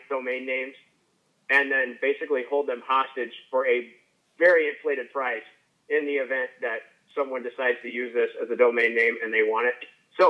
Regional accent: Illinois, United States; I grew up in Southern Illinois on Lake Lake.

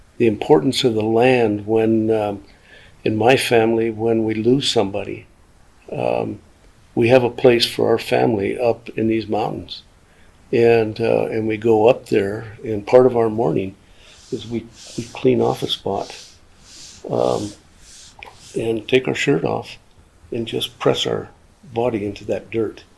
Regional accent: Dixon, Montana, United States; also born or lived in St. Ignatius, Montana; Dixon is my hometown

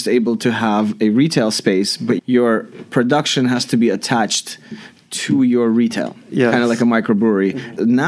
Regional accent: Belarus; moved away; It pays homage to our Russian heritage. We're from Belarus.

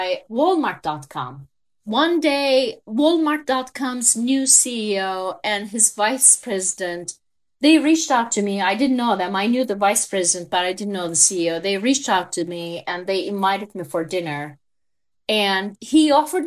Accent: Turkey; English is a second language; moved away as an adult; So as you can tell from my accent, I am a Turkish native. I was born and raised in Turkey.

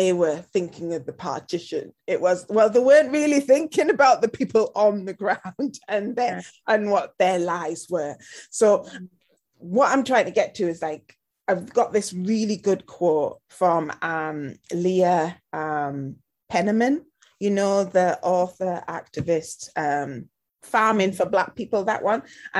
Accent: United Kingdom; I think it also applies to us as British, and you're British Punjabi, you know, I'm British Afro-Caribbean

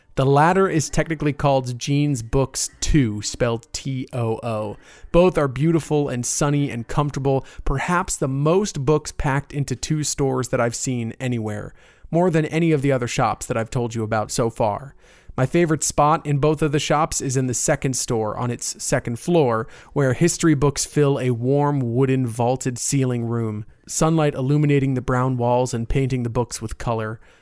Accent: Winter Park, Florida, United States; my hometown shop. It's nestled on the north end of Park Avenue in Winter Park, right where I went to college.

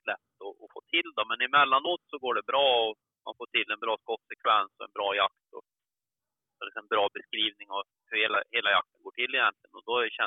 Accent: Värmland, Sweden; moved away as an adult; also born or lived in northern Dalarna; now in Dalarna, Sweden; född värmlänning, uppflyttad till norra Dalarna ungefär när jag var strax runt 20 år. Har bott där i lite över 30 år nu

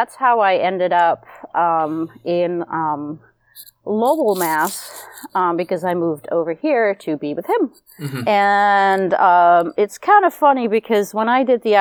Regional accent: Netherlands; moved away as an adult; now in United States; I am originally from Holland and moved over to the States in 99

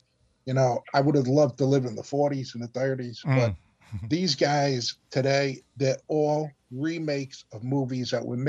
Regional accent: New York City, New York, United States; I'm from Brooklyn, so that's part of Long Island.

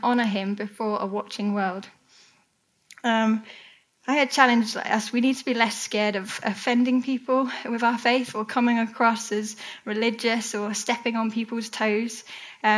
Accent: United Kingdom; we're British.

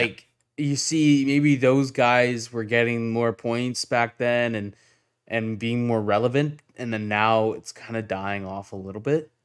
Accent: Whitby, Ontario, Canada; I'm from Whitby

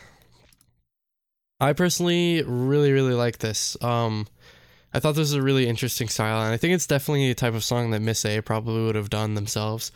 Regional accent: United States; we're American.

